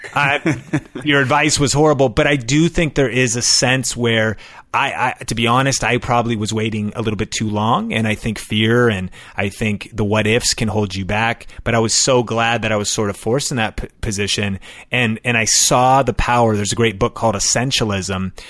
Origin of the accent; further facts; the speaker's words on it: Seattle, Washington, United States; now in Las Vegas, United States; I'm from Seattle. My wife and I are both from Seattle, the origin of Starbucks